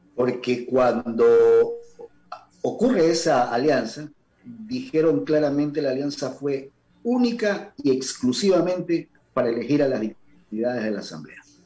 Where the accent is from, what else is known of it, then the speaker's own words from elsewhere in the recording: Ecuador; como ecuatoriano